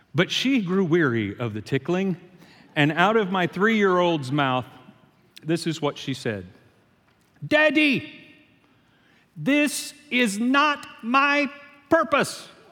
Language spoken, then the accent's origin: English; Shreveport, Louisiana, United States; I'm from Shreveport, Louisiana